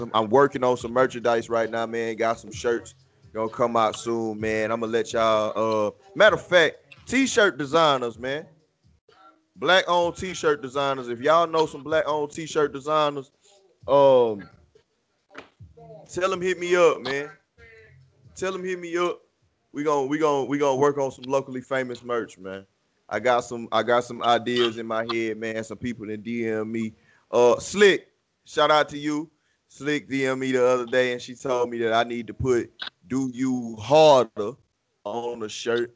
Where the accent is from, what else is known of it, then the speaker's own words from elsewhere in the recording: Houston, Texas, United States; the great city of Houston, motherfucking Texas. My hometown